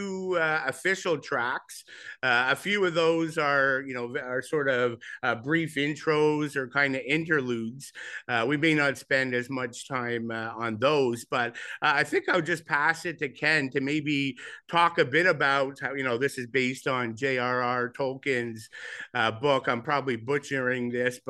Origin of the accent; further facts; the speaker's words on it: Montreal, Quebec, Canada; growing up in Montreal